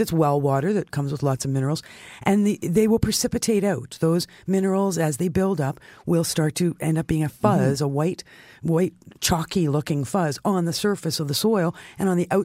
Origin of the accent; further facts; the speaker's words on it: Canada; as a Canadian